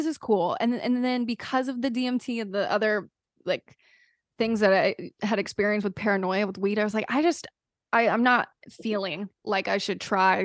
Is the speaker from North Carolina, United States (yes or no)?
yes; North Carolina, United States; moved away as an adult; I was from North Carolina, so like all the kids, like we grew up drinking super early.